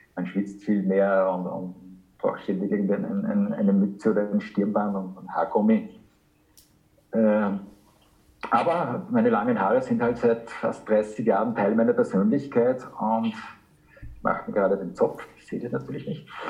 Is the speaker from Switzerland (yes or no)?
no; Linz, Upper Austria, Austria; moved away as an adult; now in Germany; meine Heimatstadt